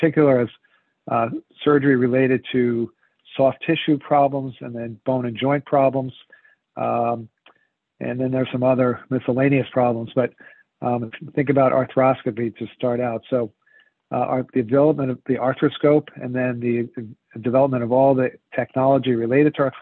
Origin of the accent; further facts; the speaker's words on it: United States; moved away as an adult; also born or lived in Princeton, New Jersey / San Francisco, California; now in Rhode Island, United States; I grew up just outside of New York City